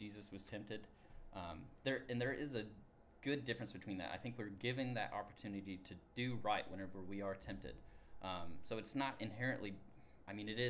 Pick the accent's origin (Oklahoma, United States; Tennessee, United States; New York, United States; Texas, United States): Tennessee, United States; moved away as an adult; now in Ohio, United States; I am the Associate Minister for Reach Out on Campus. I am from Tennessee.